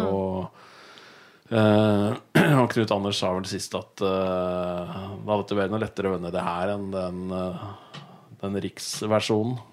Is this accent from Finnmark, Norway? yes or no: no; Raufoss, Innlandet, Norway; moved away as an adult; also born or lived in Bergen; Jeg vokste opp på Raufoss